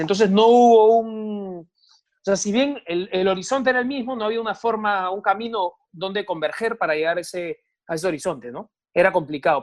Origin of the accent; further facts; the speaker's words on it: Peru; me incluyo como peruano